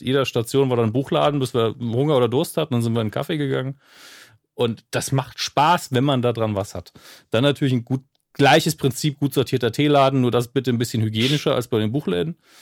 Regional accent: Germany; meine Heimatstadt

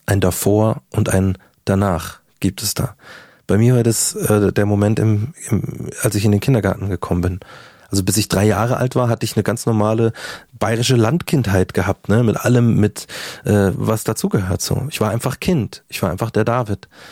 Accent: Markt Schwaben, Bavaria, Germany; also born or lived in Munich; ich komme aus München äh, bin in München quasi geboren, dann auf dem Land aufgewachsen oder äh, ein paar Kilometer vor München

